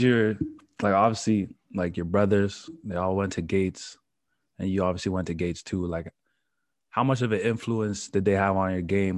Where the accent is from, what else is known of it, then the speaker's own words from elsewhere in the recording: Mississauga, Ontario, Canada; we all grew up in the same city, Mississauga